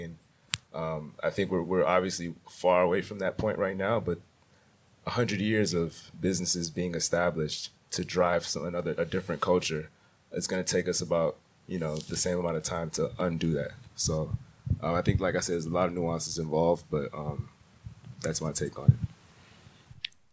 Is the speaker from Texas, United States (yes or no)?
yes; Houston, Texas, United States; also born or lived in Nigeria; I'm originally from Houston, Texas. I'm Nigerian.